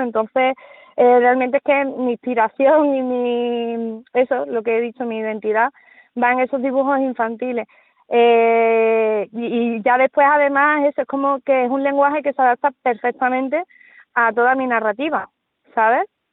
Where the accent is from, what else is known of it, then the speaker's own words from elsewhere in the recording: Seville, Andalusia, Spain; also born or lived in Salamanca; como buena andaluza que soy